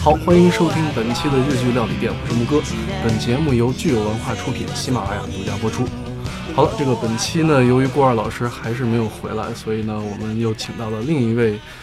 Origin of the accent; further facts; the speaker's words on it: Beijing, China; 作为北京人